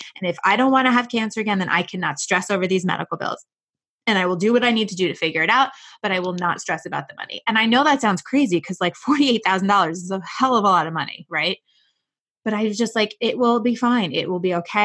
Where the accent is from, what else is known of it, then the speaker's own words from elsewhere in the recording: New York, United States; I am a New Yorker